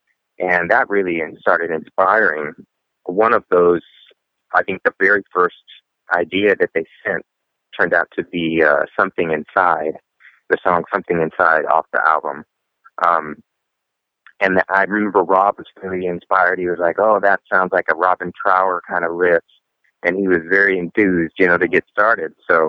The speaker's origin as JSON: {"language": "English", "region": "California", "country": "United States", "lives_now": "Nashville, United States", "said": "I moved out here from California, from Southern California."}